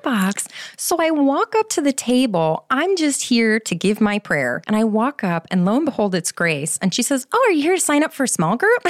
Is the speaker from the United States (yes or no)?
yes; Schaumburg, Illinois, United States; moved away; I'm from Schaumburg originally